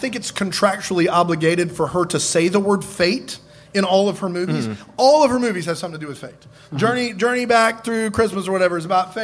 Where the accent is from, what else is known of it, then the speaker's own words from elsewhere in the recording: Hopkins, South Carolina, United States; moved away; I grew up in Hopkins, South Carolina